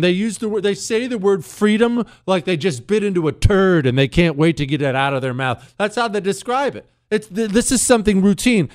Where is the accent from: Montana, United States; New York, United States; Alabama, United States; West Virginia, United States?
Montana, United States; where I grew up in Montana